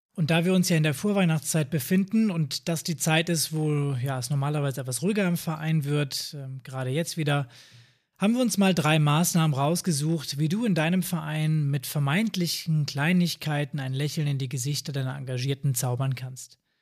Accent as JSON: {"language": "German", "region": "Northern Germany", "country": "Germany", "said": "bei uns im Norden"}